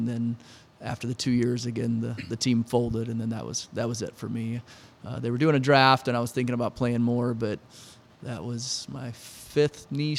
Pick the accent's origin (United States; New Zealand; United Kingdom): United States; Granite City, Illinois; I grew up here in Granite City